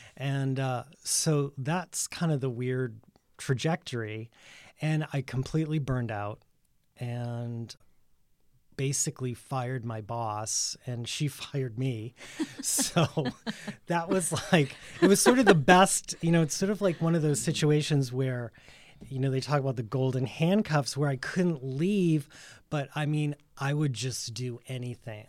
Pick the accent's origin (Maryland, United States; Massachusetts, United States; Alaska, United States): Massachusetts, United States; Worcester; moved away as an adult; also born or lived in New York; now in Provincetown, United States; I grew up in Worcester, Mass, and I went to the art museum school there